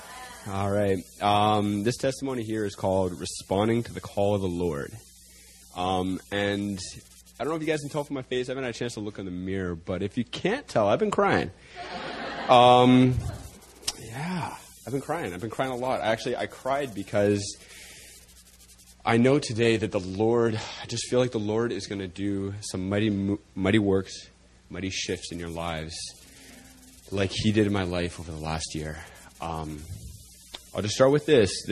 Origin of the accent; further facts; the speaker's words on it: Toronto, Ontario, Canada; moved away as an adult; now in South Korea; I'm a Canadian boy from Toronto. I came to Korea about a year and a half ago